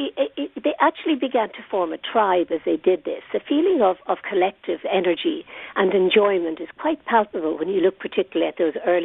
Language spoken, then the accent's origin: English; Northern Ireland, United Kingdom; I come from Northern Ireland